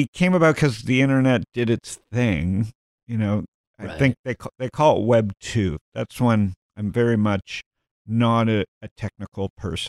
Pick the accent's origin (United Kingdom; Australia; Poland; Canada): Canada; Toronto, Ontario; You know, I grew up in Toronto, and I grew up, I'm born in 65.